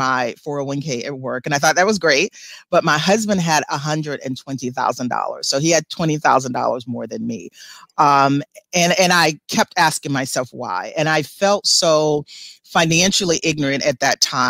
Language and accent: English; South Carolina and Georgia, United States; I grew up in the South, South Carolina and Georgia.